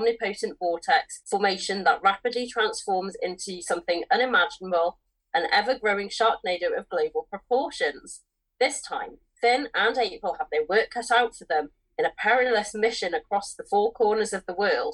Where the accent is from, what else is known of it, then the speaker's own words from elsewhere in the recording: United Kingdom; with us both being British